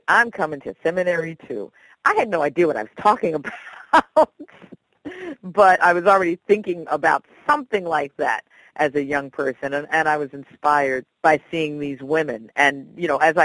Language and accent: English; Philadelphia, Pennsylvania, United States; I went to the Philadelphia High School for Girls